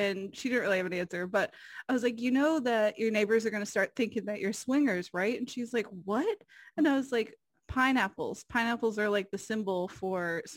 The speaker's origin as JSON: {"language": "English", "region": "Ohio", "country": "United States", "said": "We're from Ohio. We have cornfields."}